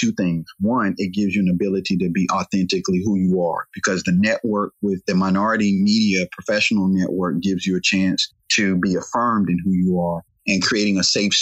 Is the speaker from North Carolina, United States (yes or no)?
yes; Raleigh, North Carolina, United States; our area of Raleigh, North Carolina, I'm from Southeast Raleigh